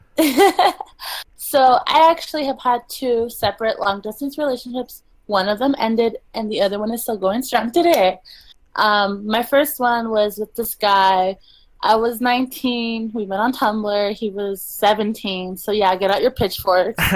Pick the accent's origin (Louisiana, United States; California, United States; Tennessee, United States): California, United States; Los Angeles; moved away as an adult; now in Toronto, Canada; I'm from Los Angeles